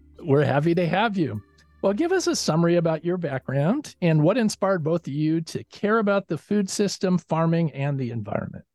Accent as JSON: {"language": "English", "town": "Chicago", "region": "Illinois", "country": "United States", "tie": "born or raised there", "said": "I grew up in Chicago"}